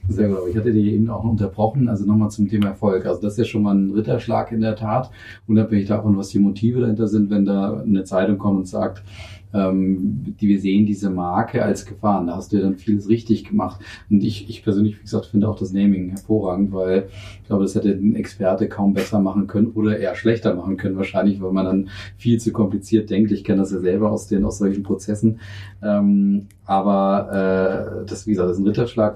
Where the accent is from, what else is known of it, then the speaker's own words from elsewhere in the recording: Northern Germany, Germany; moved away; Ich bin Norddeutscher